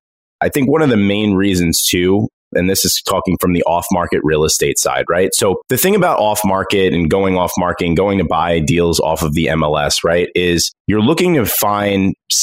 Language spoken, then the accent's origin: English; Long Island, New York, United States; I grew up in Long Island, but I moved to New York City for a little while